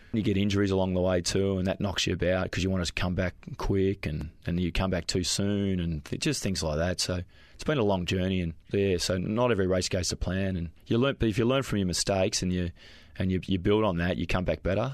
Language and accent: English; Springvale, Victoria, Australia; we grew up in uh, Springvale